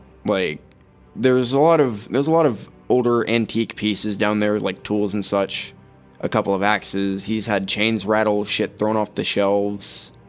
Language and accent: English; Lakeland, Florida, United States; I mean, I'm born and raised in Lakeland. For the most part, I just chill at home. I was raised in a Baptist family, so going to church every Sunday and all that.